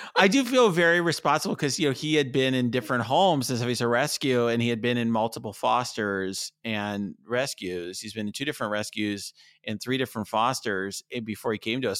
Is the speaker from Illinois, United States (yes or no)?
yes; Chicago, Illinois, United States; speaking as a Chicagoan